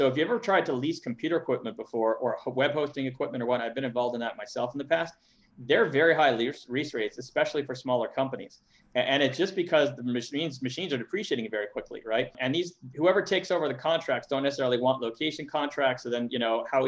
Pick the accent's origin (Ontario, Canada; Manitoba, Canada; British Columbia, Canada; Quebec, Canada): Quebec, Canada; Montreal; moved away; I'm from Montreal originally